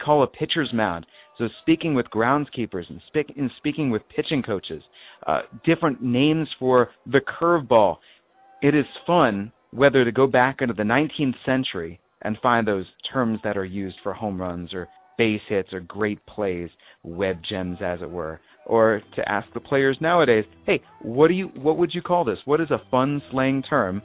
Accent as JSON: {"language": "English", "area": "D.C.", "region": "Maryland", "country": "United States", "tie": "born or raised there", "said": "I grew up right near Washington, D.C. in Maryland"}